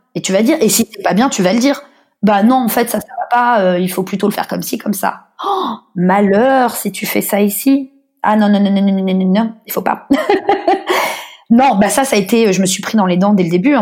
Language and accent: French; Paris, Île-de-France, France; moved away as an adult; now in Australia; en tant que parisienne. Moi c'est aussi pour ça que je me suis jamais sentie totalement, je pense parisienne ou française